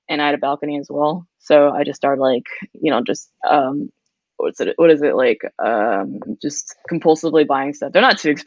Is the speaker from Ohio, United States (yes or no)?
no; California, United States; moved away; I grew up in California